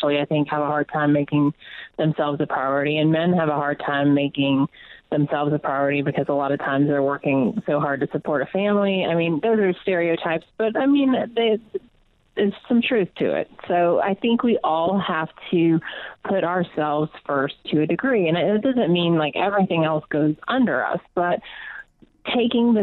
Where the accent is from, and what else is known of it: Atlanta, Georgia, United States; born or raised there; moved away as an adult